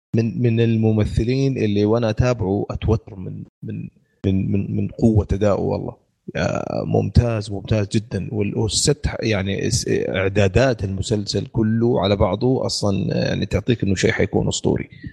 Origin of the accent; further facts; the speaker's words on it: Saudi Arabia; عندنا في السعوديه